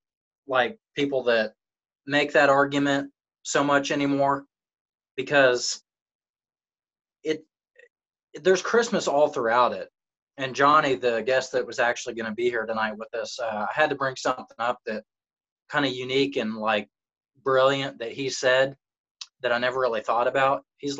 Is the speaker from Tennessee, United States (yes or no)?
yes; Chattanooga, Tennessee, United States; born there; also born or lived in Missouri / Florida; Well, hey, Chattanooga. I was born in Chattanooga. But right. I've lived all over. I've lived in Missouri, Florida.